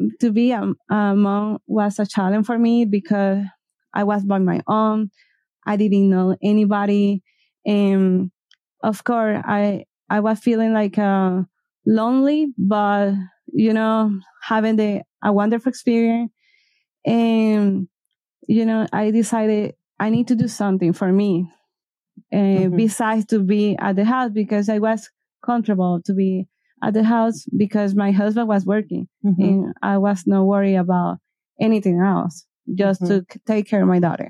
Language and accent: English; Venezuela; English is a second language; moved away as an adult; now in Ecuador; I born in Venezuela